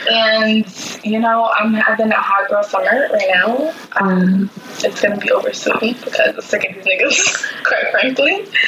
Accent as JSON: {"language": "English", "town": "New York City", "region": "New York", "country": "United States", "said": "We're both from Brooklyn, New York."}